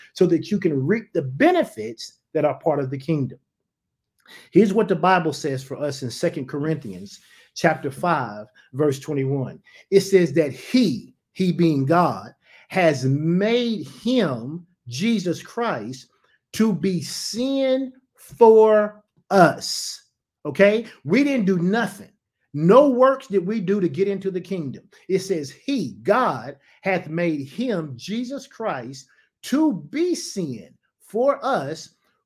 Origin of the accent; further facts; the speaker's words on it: United States; I'm an American citizen